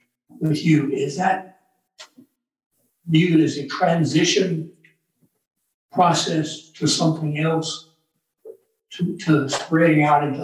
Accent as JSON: {"language": "English", "town": "Nashville", "region": "Tennessee", "country": "United States", "said": "I'm from Nashville."}